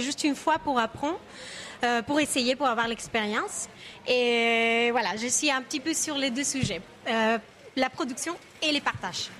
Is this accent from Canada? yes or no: no; Argentina; French is a second language; now in France; je viens d'Argentine